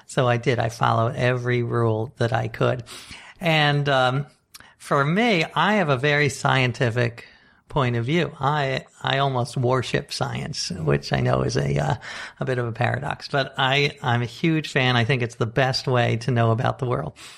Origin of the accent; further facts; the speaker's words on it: New York City, New York, United States; I grew up right here in Manhattan